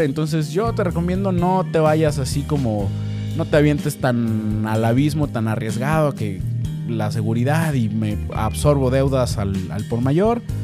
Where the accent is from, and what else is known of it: Mexico